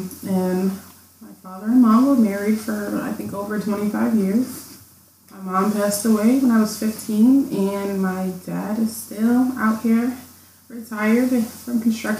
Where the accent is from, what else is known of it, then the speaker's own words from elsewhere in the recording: New York City, New York, United States; moved away as an adult; now in Buffalo, United States; I was born in the Bronx, New York, born and raised. I came to Buffalo, you know, for college in 2014. And I'm half Jamaican and half American.